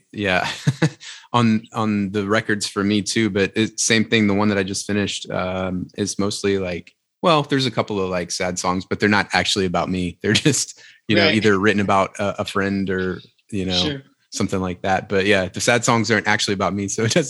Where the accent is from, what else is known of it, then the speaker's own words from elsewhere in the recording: Louisiana, United States; I'm from Louisiana.